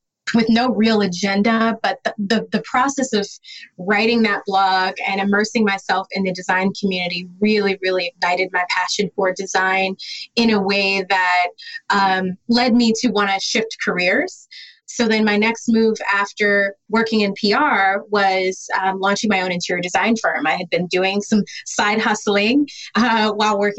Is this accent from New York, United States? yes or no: no; Detroit, Michigan, United States; I'm an interior designer. I'm from Detroit